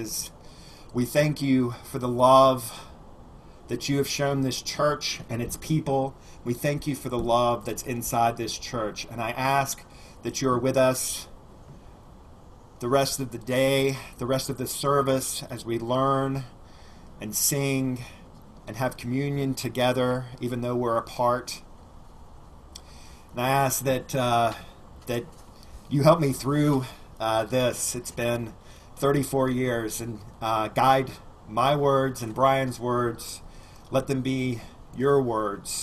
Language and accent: English; Alabama, United States; I grew up in Alabama, and so we use the word gospel a lot